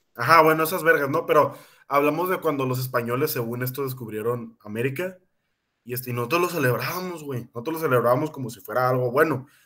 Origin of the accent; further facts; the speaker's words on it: Mexico; nosotros que somos mexicanos